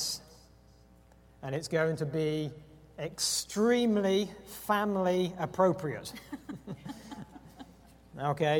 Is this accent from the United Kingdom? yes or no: yes; England, United Kingdom; moved away; I am English, but I'm not 55.